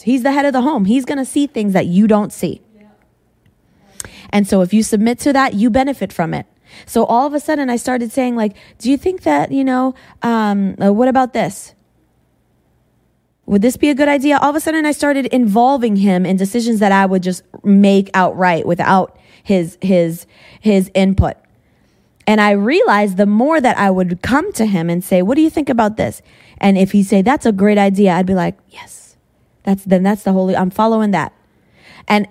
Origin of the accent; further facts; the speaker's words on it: New England, United States; moved away; I came from New England.